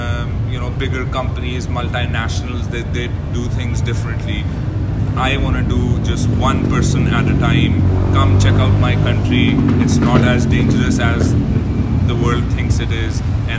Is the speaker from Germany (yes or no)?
no; Pakistan; moved away as an adult; also born or lived in San Francisco; now in United States; I was born and raised in Pakistan.